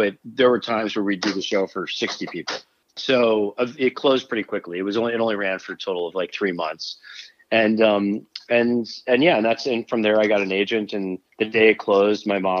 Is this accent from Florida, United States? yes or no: yes; Clearwater, Florida, United States; when I grew up in Florida, in Clearwater, Florida, and very, very shy and like painfully shy.